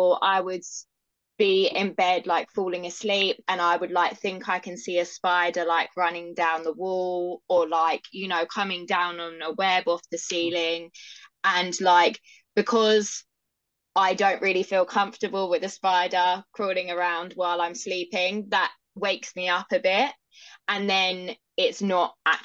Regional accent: London, United Kingdom; I'm from London in the UK.

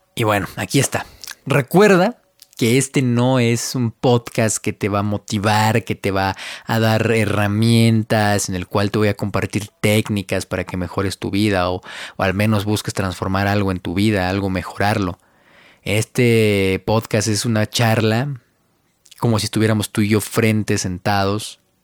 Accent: Mexico; Yo soy de México, yo vivo yo nací en México y ahorita estoy viviendo igual en México.

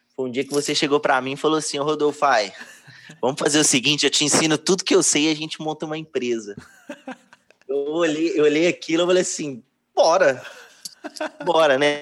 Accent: Betim, Minas Gerais, Brazil; Eu sou de Betim, Minas Gerais

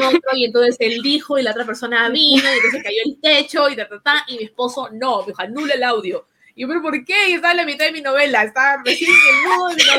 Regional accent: Lima, Peru; moved away as an adult; also born or lived in Trujillo; now in Israel; nos mudamos a Trujillo con mis papás. vivíamos en Lima, fue como que mi primera migración

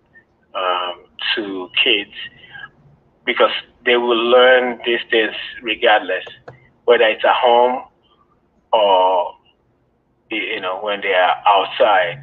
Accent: Nigeria; now in Michigan, United States; I grew up in West Africa, Nigeria

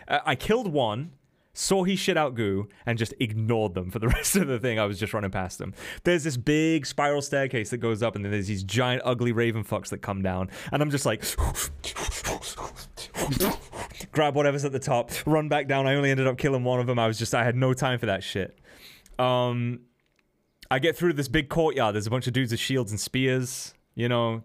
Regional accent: England, United Kingdom; I'm English

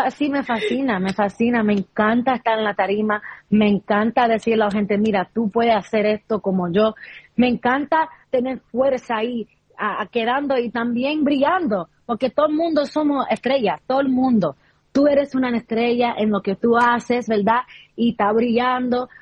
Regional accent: New York, United States; soy de Nueva York

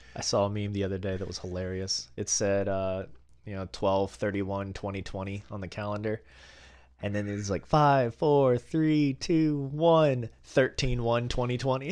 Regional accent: Alabama, United States; growing up in Alabama, very conservative environment

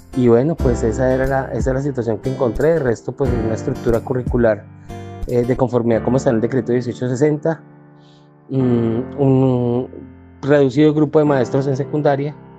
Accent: Bogotá, Colombia; also born or lived in Boyacá; yo nací en Bogotá, pero tengo una formación y unos antepasados de Boyacá

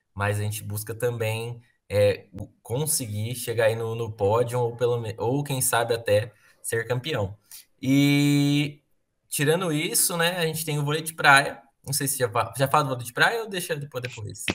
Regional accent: Alfenas, Minas Gerais, Brazil; also born or lived in Muzambinho; Aí eu foi criado numa cidade aqui que Alfenas

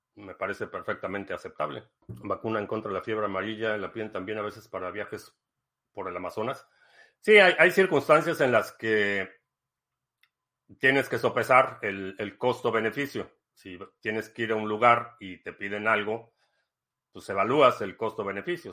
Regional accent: Mexico; crecí en México

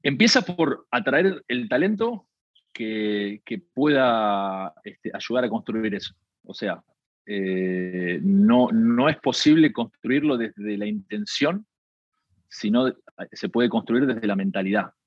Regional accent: Argentina; nosotros, no sé, en Argentina comemos tarde

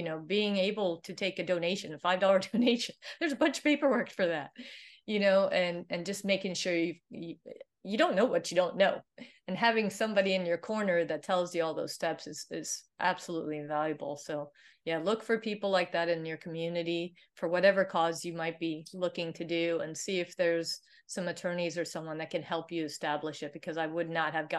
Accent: Sweden; English is a second language; So I'm originally from Sweden, so Viking blood is there.

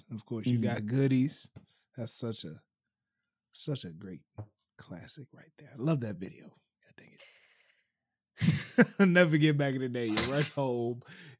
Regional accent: Maryland, United States; I'm from Maryland. Mid-Atlantic.

